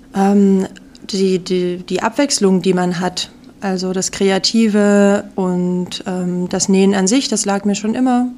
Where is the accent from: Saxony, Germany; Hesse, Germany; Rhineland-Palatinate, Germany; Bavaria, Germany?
Saxony, Germany; Radebeul; moved away as an adult; now in Memmingen, Germany; ich komme ursprünglich aus Radebeul bei Dresden.